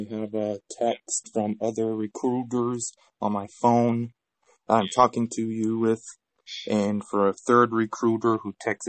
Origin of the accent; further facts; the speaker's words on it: Palmdale, California, United States; Palmdale, California.